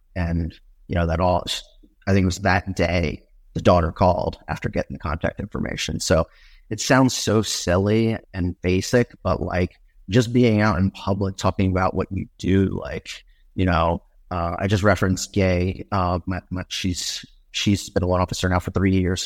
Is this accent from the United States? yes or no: yes; Northeast, United States; moved away; I grew up in the Northeast